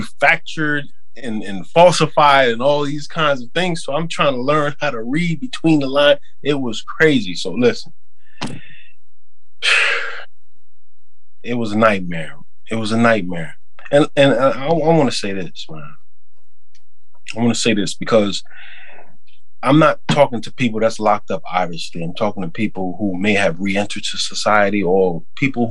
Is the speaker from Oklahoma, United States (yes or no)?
no; New York, United States; also born or lived in Queens, New York; I'm from New York